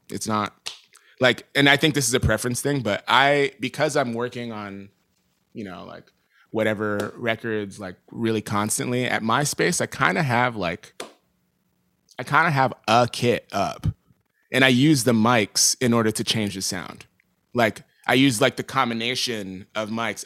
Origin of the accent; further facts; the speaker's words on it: New York City, New York, United States; moved away as an adult; now in Los Angeles, United States; growing up in New York and playing around in New York